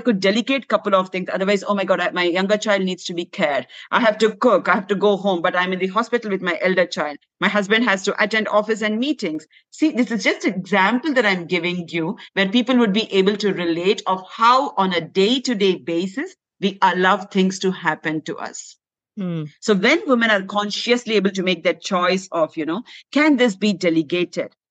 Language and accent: English; India; moved away; Though I was raised in India, my parents were working.